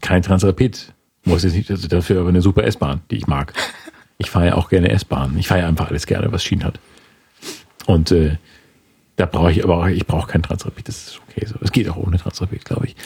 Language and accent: German; Schleswig-Holstein, Germany; moved away; ich komme aus Schleswig-Holstein.